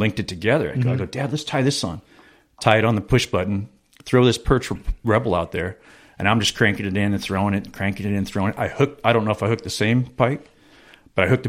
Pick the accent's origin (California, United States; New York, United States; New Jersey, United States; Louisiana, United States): California, United States; San Diego; I grew up in San Diego